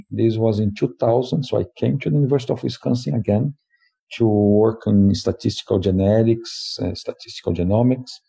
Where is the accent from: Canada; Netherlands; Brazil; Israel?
Brazil; English is a second language; So, uh, I'm originally from Brazil, and I have a BS uh, in in animal science.